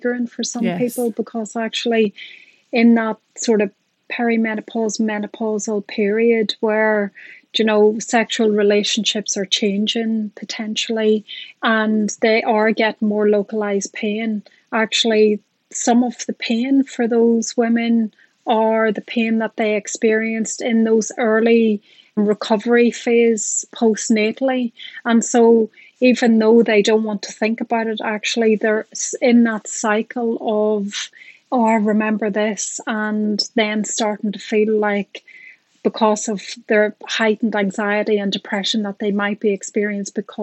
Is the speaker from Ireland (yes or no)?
yes; Ireland; I'm Irish and a psychologist